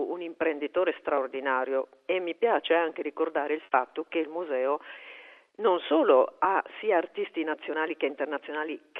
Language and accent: Italian; Trieste, Friuli-Venezia Giulia, Italy; also born or lived in Bologna; io sono triestina, ma ho eh, lavorato e vissuto per moltissimi anni a Bologna, dove ho anche studiato all'università.